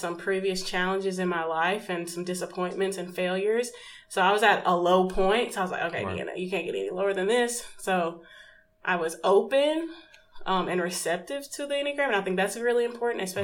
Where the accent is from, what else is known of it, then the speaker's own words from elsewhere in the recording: Memphis, Tennessee, United States; moved away; I first moved back, relocated back to Memphis, back to my hometown